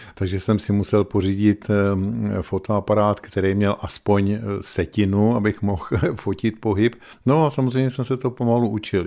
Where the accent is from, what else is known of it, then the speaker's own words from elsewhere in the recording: Svoboda nad Úpou, Hradec Králové Region, Czechia; moved away as an adult; now in Pardubice, Czechia; Já pocházím z Krkonoš, kde jsem se narodil